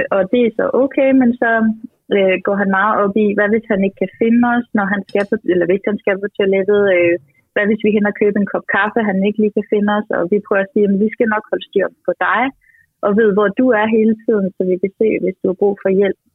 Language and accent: Danish; Denmark; Jeg er fra Jylland